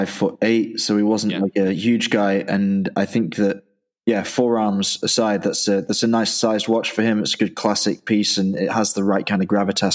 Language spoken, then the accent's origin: English; Dublin, Leinster, Ireland; born there; I was born in Dublin, so I've had an Irish passport all my life